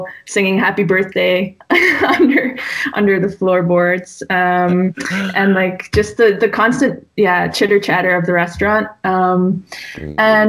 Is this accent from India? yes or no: no; Damme, Flanders, Belgium; first language English; also born or lived in Bruges; now in Ghent, Belgium; I grew up in Damme, which is about 45 minutes from here, and always went to school in Bruges